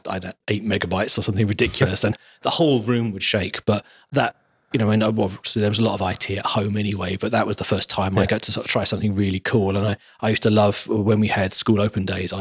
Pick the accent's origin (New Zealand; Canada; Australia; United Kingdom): United Kingdom; Kent, South East England; also born or lived in Keighley, Yorkshire; Back in Kent. I grew up in Kent.